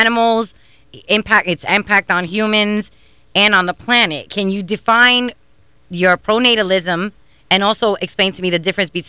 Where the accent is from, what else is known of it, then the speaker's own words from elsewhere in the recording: New York, United States; moved away as an adult; I grew up in New York where you had Planned Parenthood and sex ed